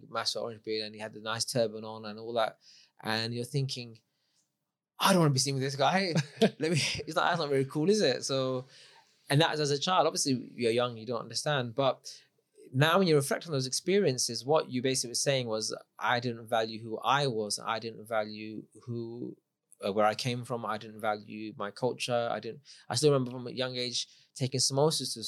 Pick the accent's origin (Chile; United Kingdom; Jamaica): United Kingdom; London; I grew up in London, multicultural.